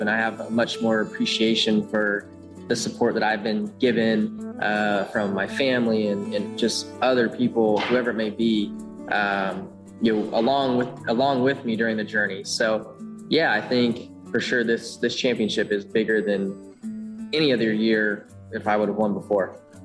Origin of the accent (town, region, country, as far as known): Elk Grove, California, United States; born or raised there; moved away